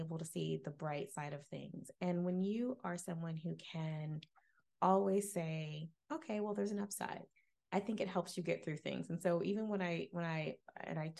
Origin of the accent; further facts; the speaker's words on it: Jacksonville, Florida, United States; I grew up in Jacksonville